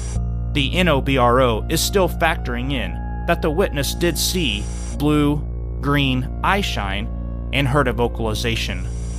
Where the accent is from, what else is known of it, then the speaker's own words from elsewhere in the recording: Montana, United States; I'm from Montana, where we have elk, bear, moose, and rams when they are mating.